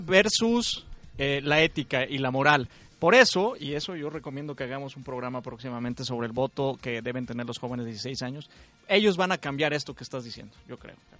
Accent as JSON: {"language": "Spanish", "region": "Coahuila", "country": "Mexico", "said": "yo soy coahuilense"}